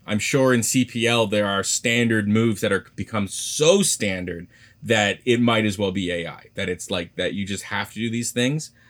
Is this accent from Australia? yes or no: no; Canada; I'm Canadian